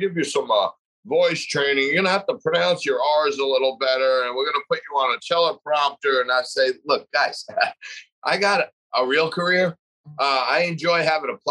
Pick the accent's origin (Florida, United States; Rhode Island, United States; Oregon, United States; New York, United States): New York, United States; New York City; I'm proud of being from Staten Island, New York